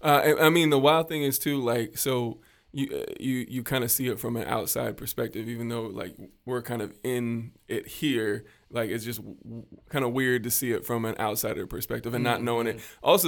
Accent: Midwest, United States; I'm from the Midwest

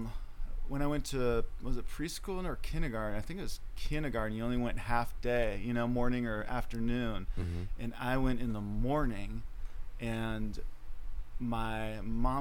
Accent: Chicago, Illinois, United States; we grew up in the Chicago area

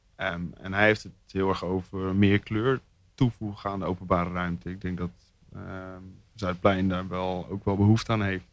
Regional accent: Zwolle, Overijssel, Netherlands; moved away as an adult; now in Rotterdam, Netherlands; Zwolle, daar kom ik vandaan

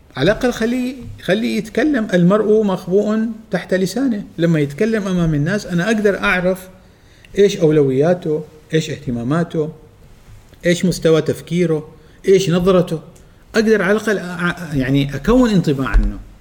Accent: Oman; عندنا في عمان

